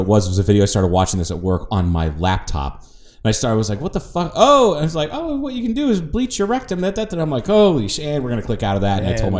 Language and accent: English; Ohio, United States; It's a guy that I grew up with in Ohio.